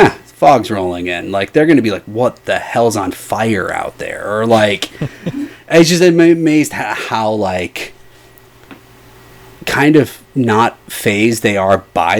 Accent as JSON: {"language": "English", "region": "Midwest", "country": "United States", "said": "Now, again, I'm from the Midwest, and we will get foggy days."}